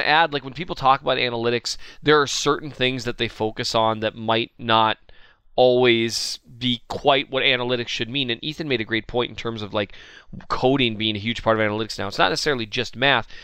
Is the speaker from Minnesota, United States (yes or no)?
yes; Minnesota, United States; I'm from Minnesota